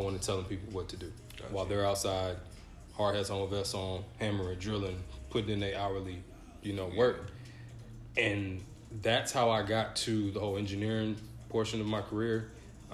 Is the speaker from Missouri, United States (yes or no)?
no; Atlanta, Georgia, United States; also born or lived in Grand Rapids, Michigan; I'm from Atlanta